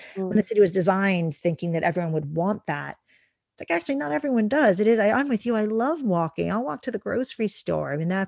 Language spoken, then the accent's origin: English; New York, United States; growing up in New York, we had for many years, we didn't even have a car.